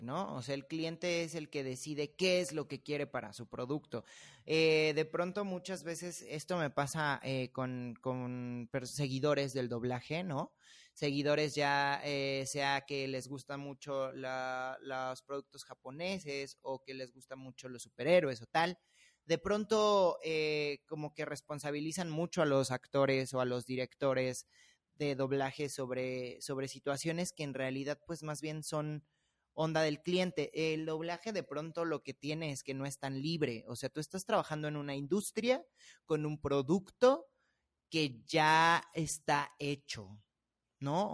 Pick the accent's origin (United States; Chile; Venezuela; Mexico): Mexico; Mexico City; accent: chilango; los chilangos y todos estamos hablando así todo el tiempo